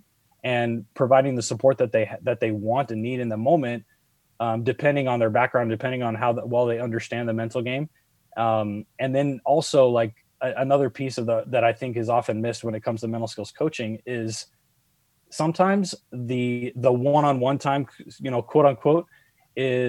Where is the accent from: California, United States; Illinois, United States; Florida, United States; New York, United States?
California, United States; San Diego; Growing up in San Diego, I grew up with a lot of kids who spoke Spanish.